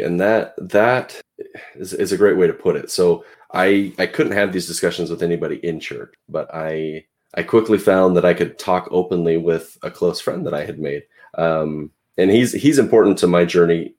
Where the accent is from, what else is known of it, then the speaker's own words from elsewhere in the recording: Pacific Northwest, United States; also born or lived in Portland, Oregon; I'm from the Pacific Northwest. I live near Portland, Oregon